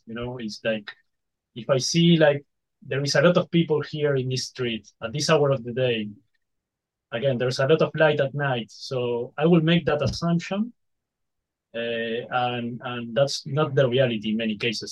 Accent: Uruguay; we are from Uruguay

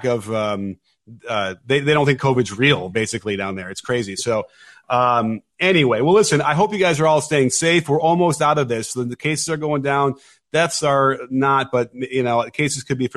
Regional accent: Chicago, Illinois, United States; I grew up down the street from Wrigley Field

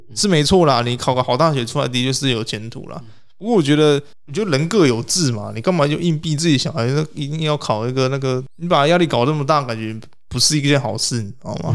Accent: Taiwan; 我们台湾这边

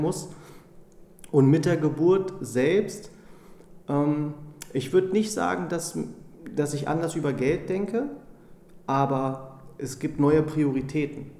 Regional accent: Braunschweig, Lower Saxony, Germany; also born or lived in California; now in Hamburg, Germany; bin äh, gebürtiger Braunschweiger

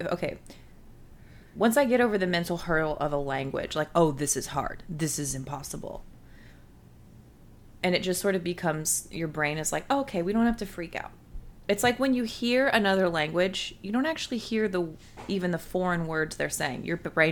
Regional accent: United States; my palate as an American

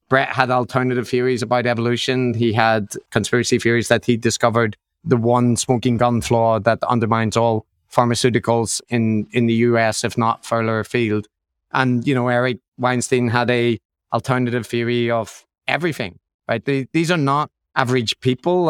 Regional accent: Northern Ireland, United Kingdom; growing up in Northern Ireland

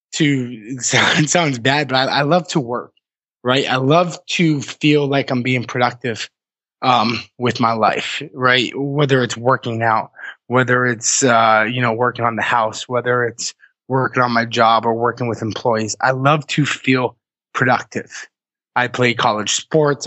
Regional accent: Massachusetts, United States; moved away as an adult; also born or lived in Vermont; I grew up in Massachusetts, but I spent you know my early to mid 20s in Vermont.

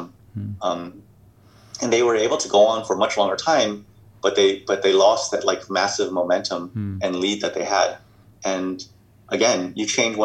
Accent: United States; moved away as an adult; also born or lived in China / Hong Kong / Bay Area; I was born in the States, grew up in the States

